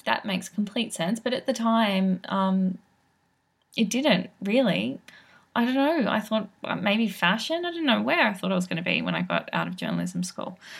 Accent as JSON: {"language": "English", "town": "Sydney", "region": "New South Wales", "country": "Australia", "tie": "born or raised there", "said": "I grew up in Sydney"}